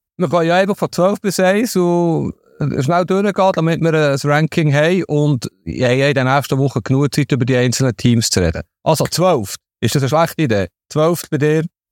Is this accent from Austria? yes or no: no; Switzerland; als Schweizer Fußballjournalist